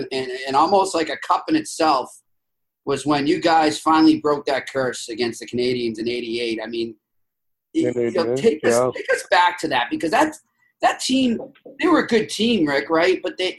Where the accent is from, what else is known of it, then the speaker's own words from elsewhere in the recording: Arlington, Massachusetts, United States; I grew up in Arlington, Mass